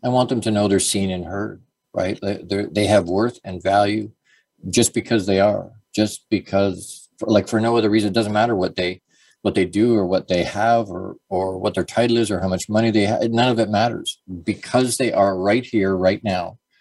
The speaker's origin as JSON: {"language": "English", "town": "Dorchester", "region": "Ontario", "country": "Canada", "tie": "born or raised there", "also_born_or_lived": "Toronto, Canada", "said": "I was born in Toronto, actually, uh, and then we moved to Dorchester. But at a really, really young age"}